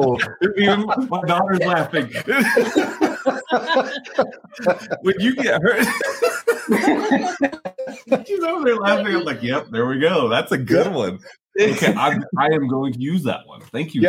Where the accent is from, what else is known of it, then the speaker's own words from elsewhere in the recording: the South, United States; I mean, I'm from the South